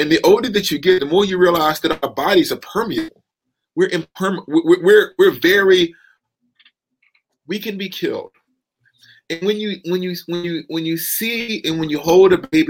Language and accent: English; the South, United States; I'm from the South